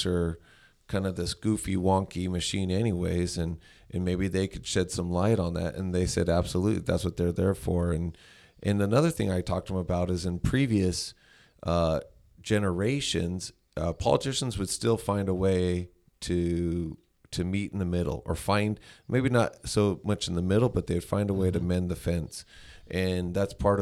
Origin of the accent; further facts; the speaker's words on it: Las Vegas, Nevada, United States; both are born and raised here. So I grew up in the Northwest